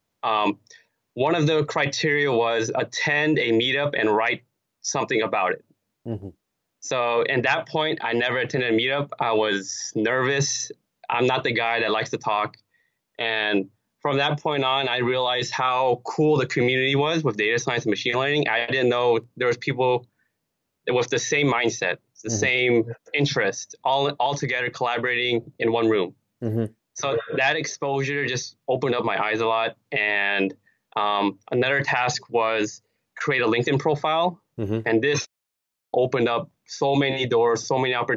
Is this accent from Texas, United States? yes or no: no; Los Angeles, California, United States; also born or lived in Cerritos; LA is my hometown.